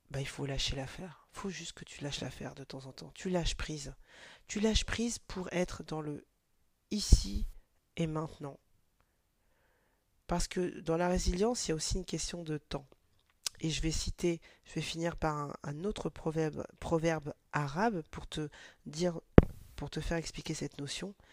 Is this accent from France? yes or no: no; Mali; je suis originaire du Mali